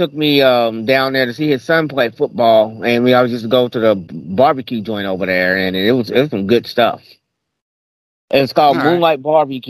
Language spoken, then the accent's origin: English; Kentucky, United States; I'm from Kentucky, you know, and I live by the Ohio River, so and I live next to Indiana, so.